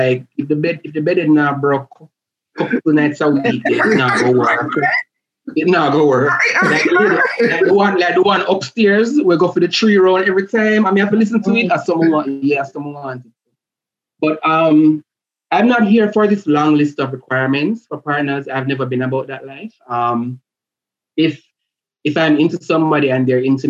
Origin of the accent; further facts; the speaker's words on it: Portmore, Saint Catherine, Jamaica; moved away; I grew up in Portmore, went to school in Portmore